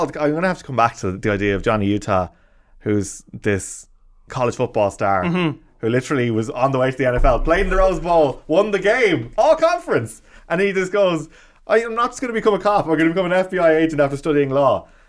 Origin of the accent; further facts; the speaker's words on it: Lahinch, Munster, Ireland; I grew up in Lahinch and County Clare around surf